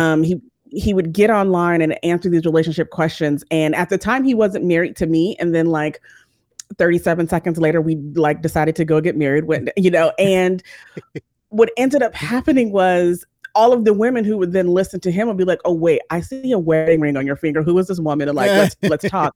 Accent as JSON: {"language": "English", "town": "San Bernardino", "region": "California", "country": "United States", "tie": "born or raised there", "also_born_or_lived": "Los Angeles, California", "moved": "as an adult", "lives_now": "Georgia, United States", "said": "I am from, originally from San Bernardino, California"}